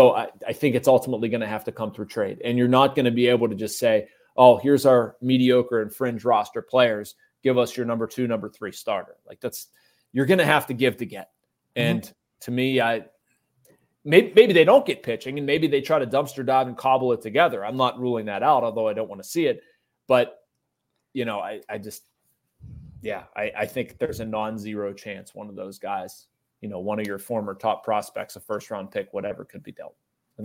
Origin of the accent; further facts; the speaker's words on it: Pittsburgh, Pennsylvania, United States; I am in awe of the guy, of being a baseball-loving kid and growing up in Pittsburgh.